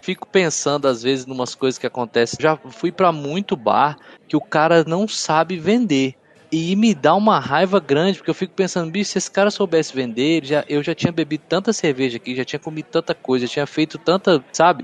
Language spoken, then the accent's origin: Portuguese; Brasília, Federal District, Brazil; now in Costa Rica; eu sou brasiliense